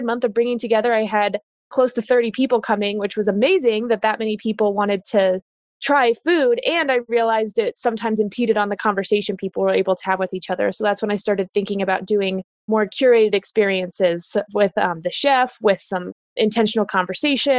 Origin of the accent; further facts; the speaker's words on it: Denver, Colorado, United States; also born or lived in California; I was born and raised in Denver